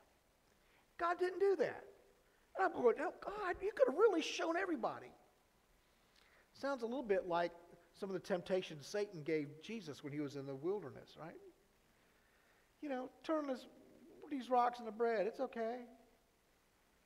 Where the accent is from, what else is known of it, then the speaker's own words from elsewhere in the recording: Florida, United States; we're from Florida